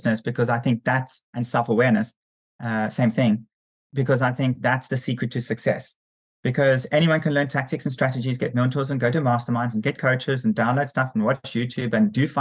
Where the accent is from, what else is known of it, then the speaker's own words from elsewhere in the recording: South Africa; I'm South African